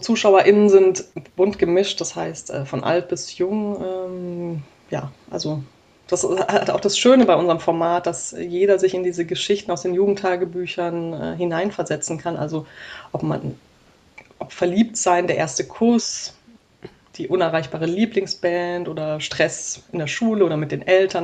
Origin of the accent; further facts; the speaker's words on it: Black Forest, Baden-Württemberg, Germany; now in Hamburg, Germany; in meiner Heimatstadt im Schwarzwald